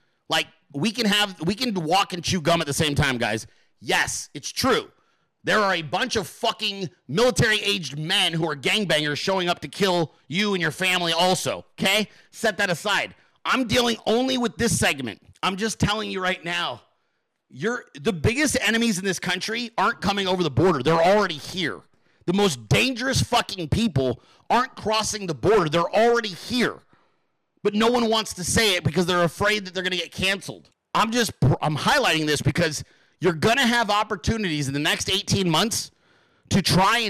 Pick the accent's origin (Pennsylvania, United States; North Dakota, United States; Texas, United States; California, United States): California, United States; Central; I grew up in California in the fucking farming communities of Central California.